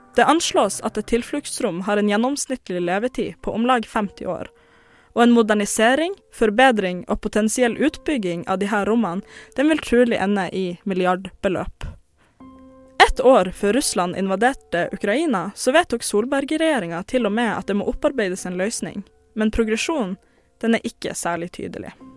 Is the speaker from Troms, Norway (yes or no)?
yes; Tromsø, Troms, Norway; now in Oslo, Norway; jeg er jo ikke fra Oslo. Sånn. Jeg er fra Tromsø.